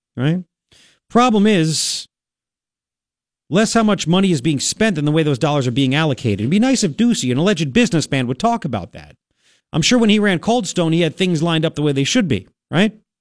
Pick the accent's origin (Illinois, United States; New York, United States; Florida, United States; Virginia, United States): New York, United States; now in Arizona, United States; my home state, New York